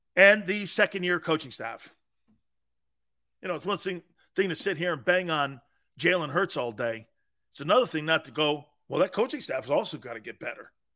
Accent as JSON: {"language": "English", "town": "Stamford", "region": "Connecticut", "country": "United States", "tie": "born or raised there", "also_born_or_lived": "Tampa, Florida", "moved": "yes", "said": "I'm from the Cove. The Cove was like, back then it wasn't a tie-in section. It was a seafood place. It was a fishing area, you know, you're down close to the beaches. I lived near the beaches when I was growing up"}